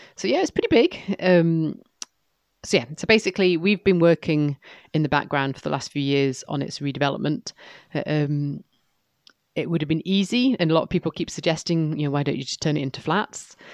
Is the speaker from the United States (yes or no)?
no; York, Yorkshire and the Humber, United Kingdom; also born or lived in East Lothian; now in Moray, United Kingdom; as a little girl growing up in York